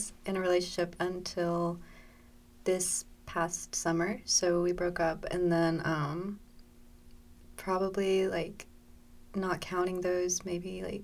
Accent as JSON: {"language": "English", "town": "Calhoun", "region": "Georgia", "country": "United States", "said": "I'm from Calhoun, Georgia."}